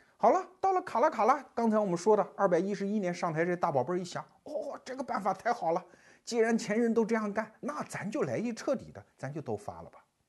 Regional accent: China; 我们中国人也没闲着

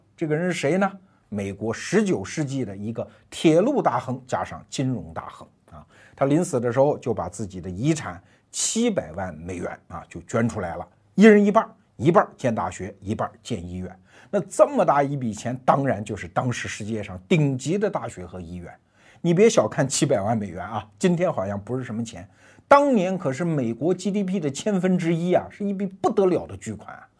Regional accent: China; 我们中国人

